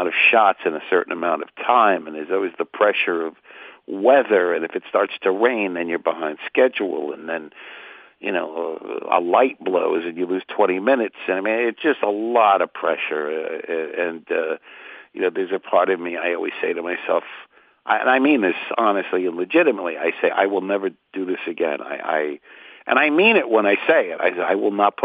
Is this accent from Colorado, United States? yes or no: no; Port Chester, New York, United States; now in Los Angeles, United States; I'm from Portchester, New York. That was my old area code.